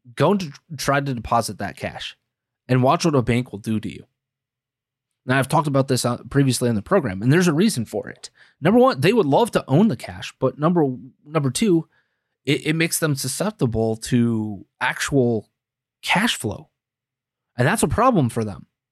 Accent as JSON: {"language": "English", "town": "Green Bay", "region": "Wisconsin", "country": "United States", "tie": "born or raised there", "moved": "as an adult", "said": "Green Bay, Wisconsin is my hometown. I lived there for thirty-three out of my first thirty-four years"}